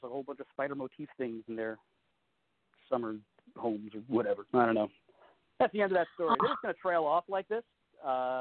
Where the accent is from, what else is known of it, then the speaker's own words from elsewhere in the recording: New York City, New York, United States; moved away as an adult; also born or lived in Astoria, Queens / Forest Hills, Queens; now in Los Angeles, United States; I am from Flushing, Queens